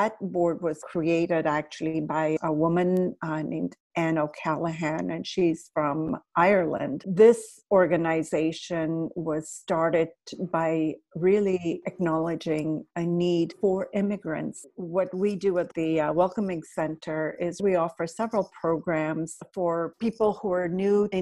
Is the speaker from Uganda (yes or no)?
yes; Uganda; also born or lived in Toronto, Canada / United States; now in London, United Kingdom; I'm a refugee from Uganda. I left Uganda in 1972, and I have since lived in several countries.